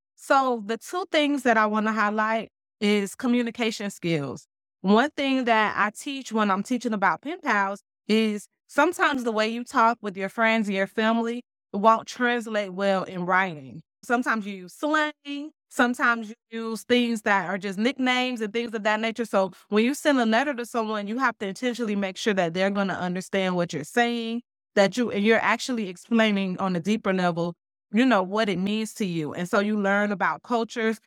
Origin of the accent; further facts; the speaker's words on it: Miami, Florida, United States; moved away as an adult; now in Jonesboro, United States; I was born and raised in Miami, so I didn't anticipate any culture shock because I'm right here in my hometown.